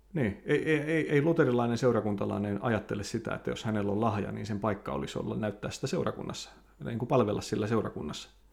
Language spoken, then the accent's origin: Finnish; Lapua, South Ostrobothnia, Finland; moved away as an adult; also born or lived in North America; synnyin seudullani Lapualla